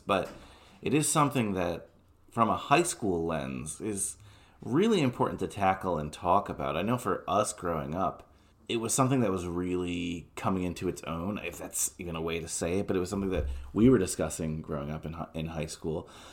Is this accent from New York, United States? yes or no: yes; New York City, New York, United States; I was born in Flushing